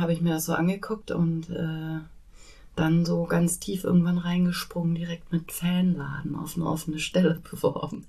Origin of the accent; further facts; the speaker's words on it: Bielefeld, North Rhine-Westphalia, Germany; now in Hamburg, Germany; Ich komme ursprünglich aus Bielefeld